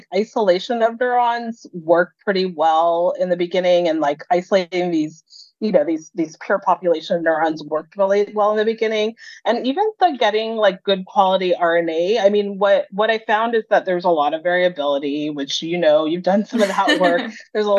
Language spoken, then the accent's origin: English; Los Angeles, California, United States; I was used to being in a diverse environment growing up in Los Angeles